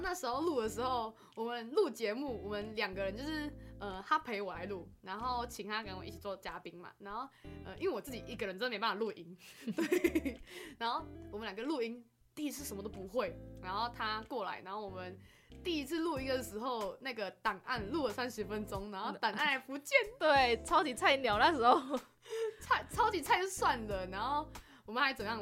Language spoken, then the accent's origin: Chinese; Malaysia; moved away as an adult; now in Chiayi, Taiwan; 来自马来西亚，目前呢，就读于中正大学，气管系四年级